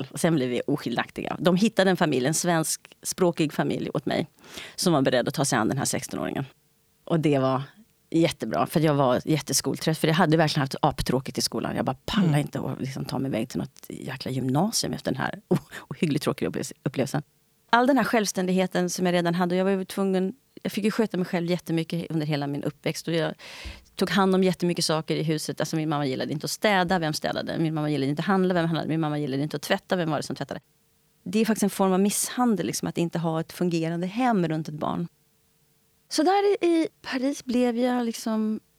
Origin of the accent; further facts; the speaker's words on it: Italy; Swedish is a second language; also born or lived in Spain; Jag är tvåspråkig, jag pratar engelska sedan jag var barn. Men jag är inte tvåkulturig. om jag säger så. Ingenting av mina barndomsupplevelser är liksom kopplade till det svarta engelskspråkiga i USA.